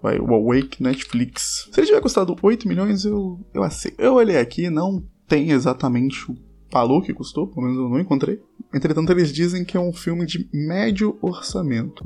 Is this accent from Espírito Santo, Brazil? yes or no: yes; Espírito Santo, Brazil; Eu sou capixaba